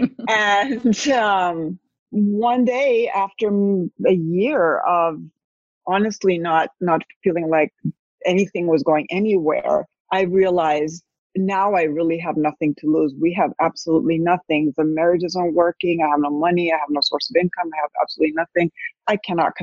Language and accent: English; Spain; moved away as an adult; now in United States; I had moved from Spain. I'm half Spanish, half American, speak both languages, Spanish and English. I had moved to the States at 41